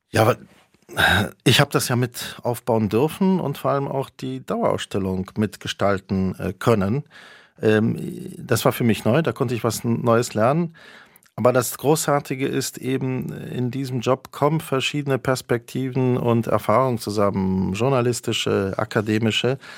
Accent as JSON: {"language": "German", "region": "Berlin", "country": "Germany", "tie": "born or raised there", "said": "Das war die Lebenswirklichkeit, in der ich aufwuchs, in West-Berlin."}